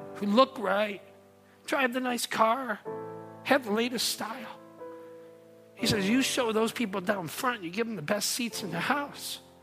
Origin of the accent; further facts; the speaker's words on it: North Monroe County, Michigan, United States; moved away as an adult; also born or lived in Downriver, Michigan; now in Taylor, United States; I grew up in North Monroe County, hung out a lot in southern part of Downriver